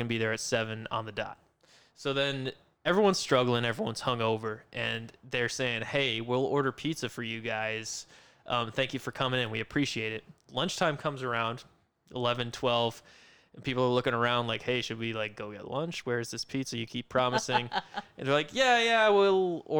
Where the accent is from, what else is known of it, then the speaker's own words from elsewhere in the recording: New Haven, Connecticut, United States; now in Chicago, United States; I'm from New Haven, Pissawaven, New Haven, pizza capital of the world.